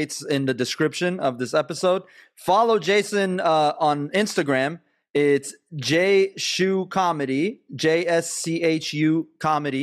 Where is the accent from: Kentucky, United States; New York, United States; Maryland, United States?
Maryland, United States; Montgomery County; now in Sacramento, United States; I was raised in Montgomery County